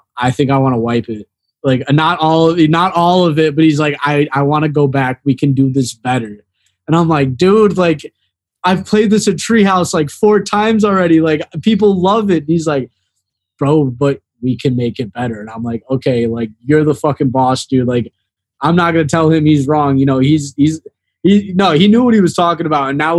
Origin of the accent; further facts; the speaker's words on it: the Chicagoland area, Northwest Indiana, United States; moved away as an adult; now in Florida, United States; I'm from Northwest Indiana, the Chicagoland area